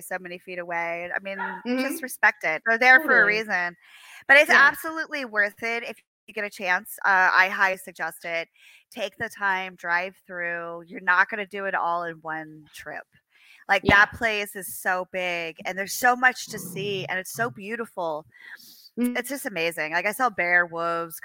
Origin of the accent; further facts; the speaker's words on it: Pennsylvania, United States; I grew up in Pennsylvania.